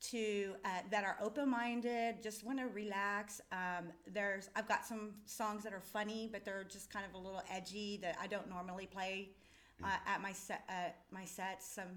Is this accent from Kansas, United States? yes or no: yes; Iola, Kansas, United States; I'm from Iola